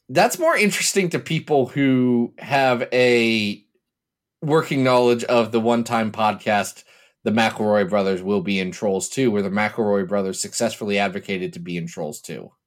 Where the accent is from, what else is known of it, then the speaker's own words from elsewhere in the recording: Ohio, United States; I'm from Ohio, and we have a long and storied tradition of pronouncing every vowel